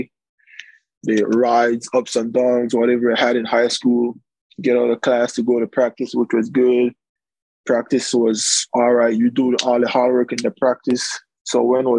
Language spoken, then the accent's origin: English; Punta Gorda, Toledo District, Belize; English is a second language; moved away as an adult; now in Lancaster, California, United States; I'm from Punta Gorda, born and raised in Punta Gorda